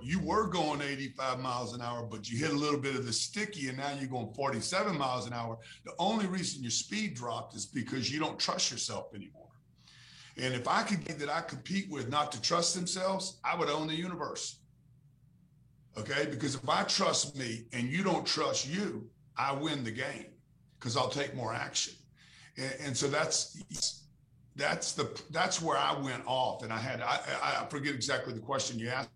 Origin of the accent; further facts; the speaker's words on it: Louisiana, United States; we grew up in Louisiana